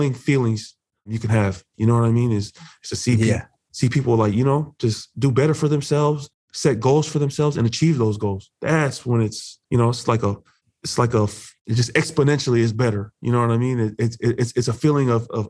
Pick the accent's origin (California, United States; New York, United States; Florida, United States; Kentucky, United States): California, United States; Buena Park; growing up in Buena Park, California